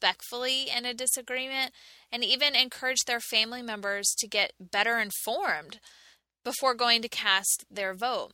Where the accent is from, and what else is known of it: United States